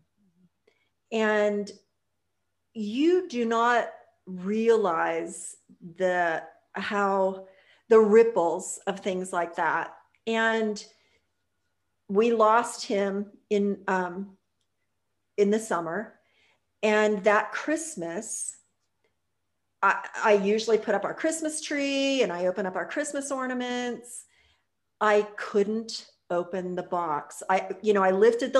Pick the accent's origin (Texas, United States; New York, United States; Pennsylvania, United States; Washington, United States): Pennsylvania, United States; Pittsburgh; moved away; I grew up in outside of Pittsburgh, Pennsylvania, when I was a kid